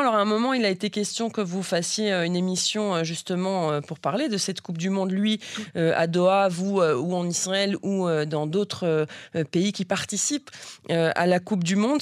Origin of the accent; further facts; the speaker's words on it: Belgium; je suis belge